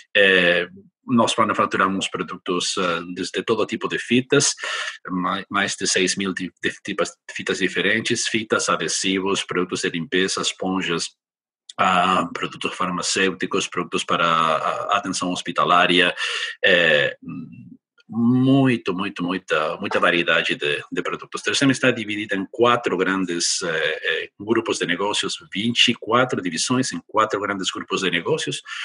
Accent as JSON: {"language": "Portuguese", "country": "Argentina", "also_born_or_lived": "United States / China", "second_language": "Portuguese", "moved": "as an adult", "lives_now": "Brazil", "said": "peço desculpas por meu portunhol, porque eu não sou brasileiro, sou gaúcho, mas gaúcho do sul, sou argentino"}